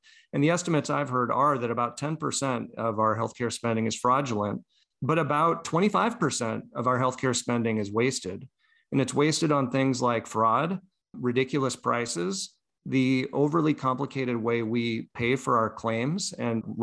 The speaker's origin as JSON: {"language": "English", "country": "United States", "said": "As an American"}